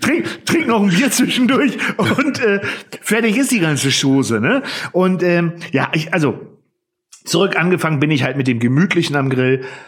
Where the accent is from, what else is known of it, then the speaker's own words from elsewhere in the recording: Northern Germany, Germany; ich als Norddeutscher